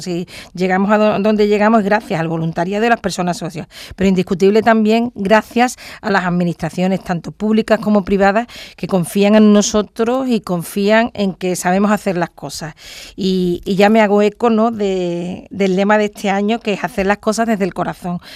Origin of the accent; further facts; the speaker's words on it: Andalusia, Spain; also born or lived in Cádiz province; Andalucía, en mi tierra